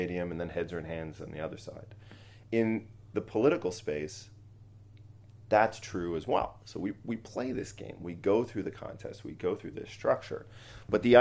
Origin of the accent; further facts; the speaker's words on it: Boston, Massachusetts, United States; I'm a Boston Red Sox fan because I grew up in Boston.